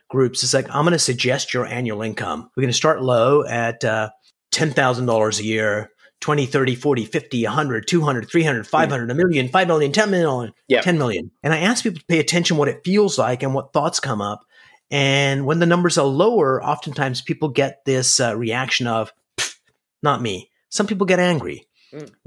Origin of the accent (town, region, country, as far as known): Canada